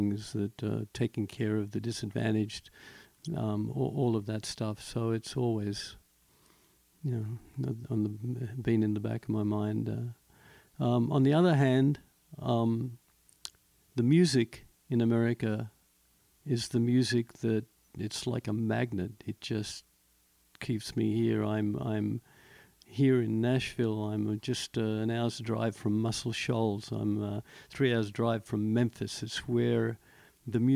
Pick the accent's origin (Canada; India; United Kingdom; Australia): Australia; also born or lived in Prague, Czech Republic; now in United States; Australia, where I grew up